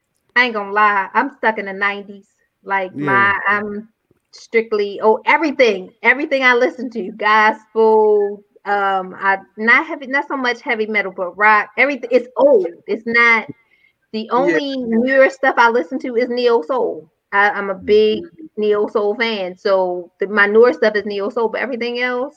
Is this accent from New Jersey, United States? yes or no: no; Baltimore, Maryland, United States; I grew up in Baltimore in the 90s.